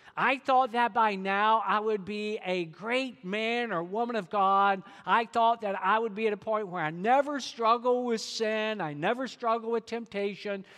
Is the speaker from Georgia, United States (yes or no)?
yes; Georgia, United States; I'm from Georgia, and you think I can't talk quick